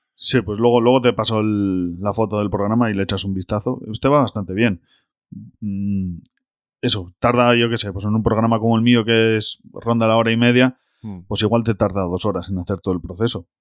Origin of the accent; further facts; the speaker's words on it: Basauri, Basque Country, Spain; Yo soy de Basauri, de Bilbao